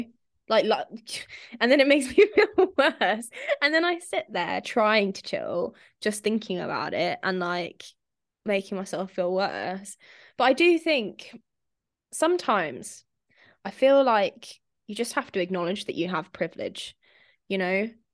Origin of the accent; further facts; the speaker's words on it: Spain; moved away; I grew up in Spain